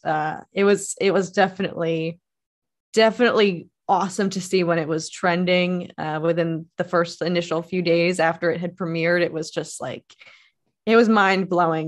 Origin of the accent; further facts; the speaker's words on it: Philadelphia area, Pennsylvania, United States; I grew up in the Philadelphia area and went to Temple